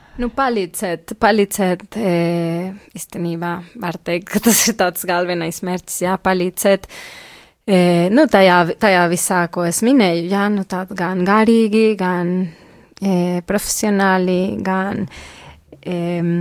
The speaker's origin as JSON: {"language": "Latvian", "country": "Mexico", "second_language": "Latvian", "moved": "as an adult", "lives_now": "Latvia", "said": "Es pati esmu no Meksikas."}